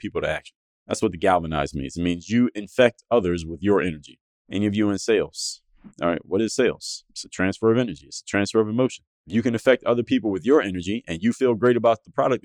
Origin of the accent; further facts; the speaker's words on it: United States; back home to the United States